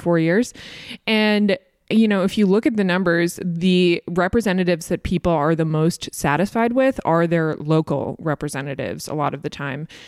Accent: Massachusetts, United States; I'm from Massachusetts

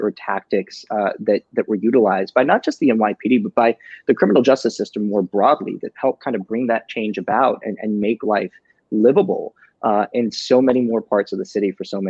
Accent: New York City, New York, United States; I grew up in Brooklyn, in a neighborhood that's now quite gorgeous, but wasn't so much, when I was a young kid.

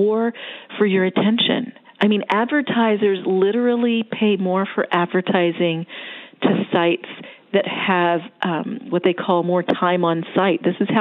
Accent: Florida, United States; now in Atlanta, United States; I was born in Florida. I'm a beach girl

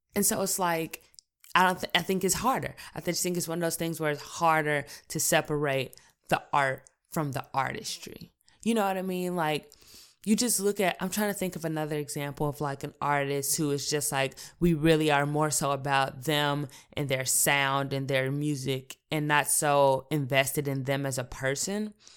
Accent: Chicago, Illinois, United States; I'm Chicago born and raised, South Side, inner city, seventy-ninth

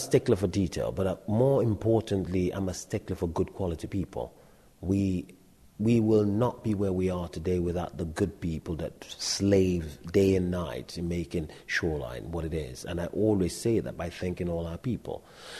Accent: United Kingdom; It's the British. You know, we're British ourselves

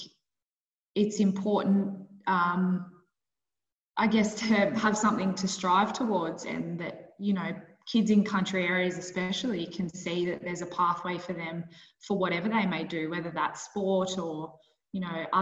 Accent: Bathurst, New South Wales, Australia; moved away as an adult; also born or lived in Queensland / Northern Territory; I grew up in Bathurst

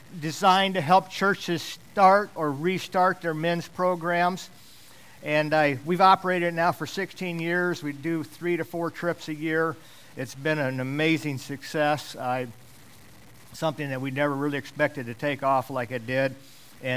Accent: Alaska, United States; I grew up in Alaska. I've lived here most all of my life.

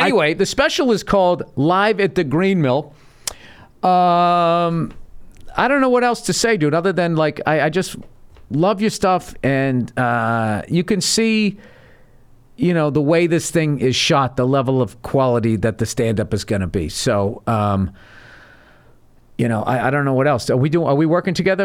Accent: Massachusetts, United States; moved away; also born or lived in New York City; I grew up in Massachusetts

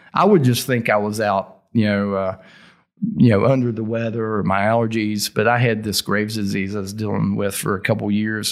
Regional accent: Logan, West Virginia, United States; accent: Appalachian, thick Southern; also born or lived in Morgantown, West Virginia; I'm from Logan, West Virginia. So I'm gonna move back home.

